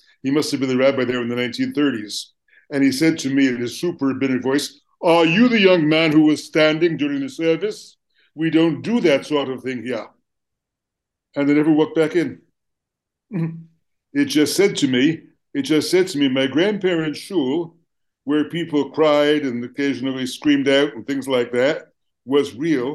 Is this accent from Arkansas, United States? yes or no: no; Newark, New Jersey, United States; I'm from Newark, New Jersey. Newark, New Jersey was a city that had 60,000 Jews when I was a kid.